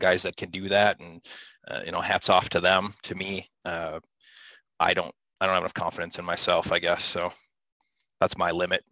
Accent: southern Wisconsin, United States; I'm from Wisconsin

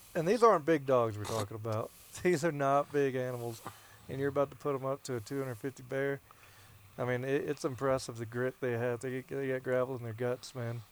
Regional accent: the South, United States; moved away; growing up in the South

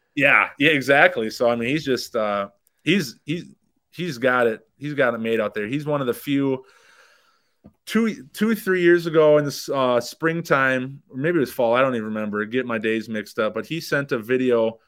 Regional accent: Minnesota, United States; now in South Dakota, United States; where we grew up in Minnesota

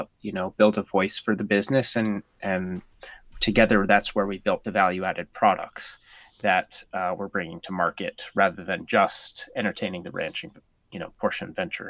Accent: Norway; now in United States; My dad was in the military, and so I grew up mostly in Norway. But when I was really young, we moved all over the United States.

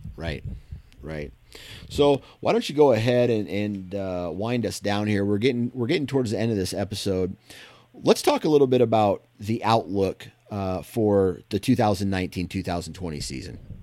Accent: Iowa, United States; I grew up in Iowa

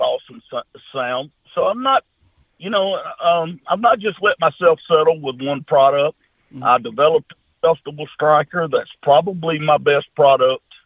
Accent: Junction City, United States; I'm just a country boy. My hometown Junction City, Arkansas, Louisiana, we got about 14 or 1500 people here with one red light

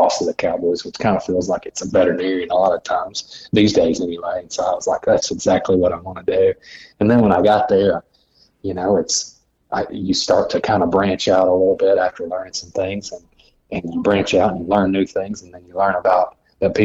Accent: Searcy, Arkansas, United States; also born or lived in Little Rock, Arkansas / Mountain View, Arkansas; I grew up in Searcy, Arkansas, which is about an hour north of Little Rock, Arkansas

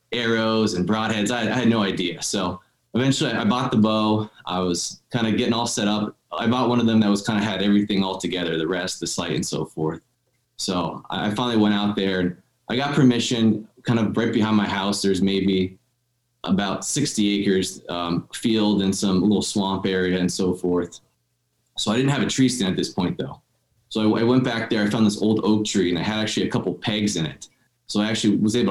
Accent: Dallas, Pennsylvania, United States; I'm born and raised in Northeast Pennsylvania here, about 20 minutes outside of Wilkes-Barre in a town called Dallas

